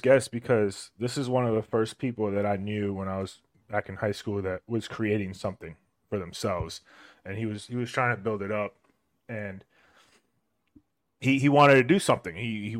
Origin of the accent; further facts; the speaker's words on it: South Florida, United States; moved away as an adult; now in Georgia, United States; mostly from South Florida, because that's where I'm from and that's where I grew up, and that South Florida made me who I am.